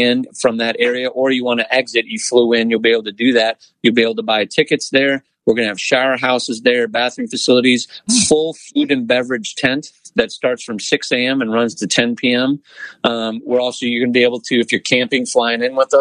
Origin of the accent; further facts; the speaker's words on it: Oshkosh, Wisconsin, United States; moved away as an adult; now in Lakeland, United States; I was born in Oshkosh and my dad ran the airport there when I was a kid. So I grew up around AirVenture